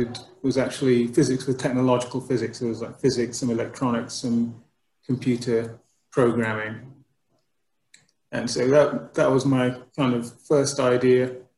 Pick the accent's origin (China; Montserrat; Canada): Montserrat; also born or lived in United Kingdom; I was born in the United Kingdom, but I came to Montserrat when I was about 7 years old.